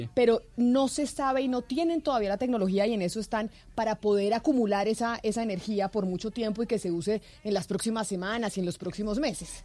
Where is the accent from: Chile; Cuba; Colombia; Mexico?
Colombia; como buen colombiano